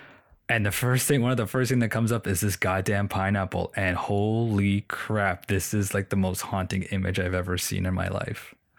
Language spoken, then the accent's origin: English; Toronto, Ontario, Canada; Oh, and for people listening, we're from Toronto. Being a Toronto boy